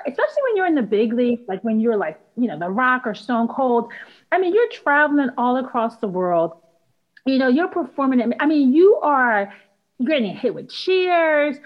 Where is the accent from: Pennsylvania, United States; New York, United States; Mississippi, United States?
Pennsylvania, United States; Philadelphia; I was born and raised in Philly